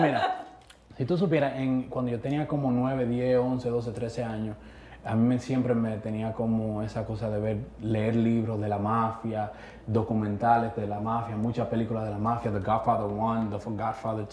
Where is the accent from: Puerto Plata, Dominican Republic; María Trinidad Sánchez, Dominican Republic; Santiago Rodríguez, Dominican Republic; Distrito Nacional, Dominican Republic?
Distrito Nacional, Dominican Republic; Santo Domingo; nacer en Las Cañitas, República Dominicana